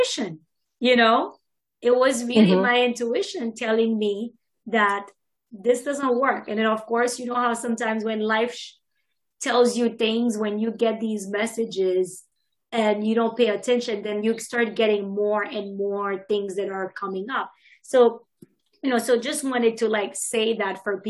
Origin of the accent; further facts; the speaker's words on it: Haiti; now in United States; I'm Haitian American. So I grew up, was born here, grew up in Haiti. And I've been here for many, many years, over 20 years now, probably going on 30 now soon.